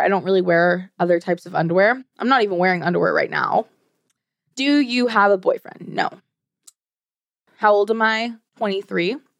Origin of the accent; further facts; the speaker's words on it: Sweden; also born or lived in United States; now in Arizona, United States; I live in Arizona now, but I was partly raised in Sweden. So I'm, you, American and Swedish